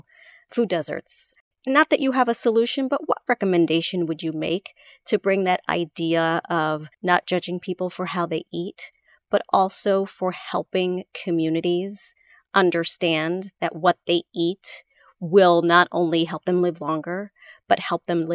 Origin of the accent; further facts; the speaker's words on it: New York City, New York, United States; now in Connecticut, United States; I grew up in the Bronx.